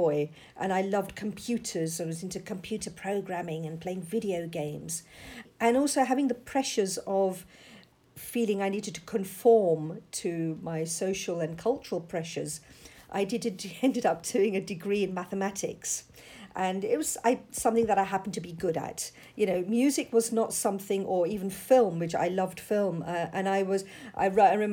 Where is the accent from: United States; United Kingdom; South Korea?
United Kingdom; London; I was born and brought up in London. And I'm a second generation British Asian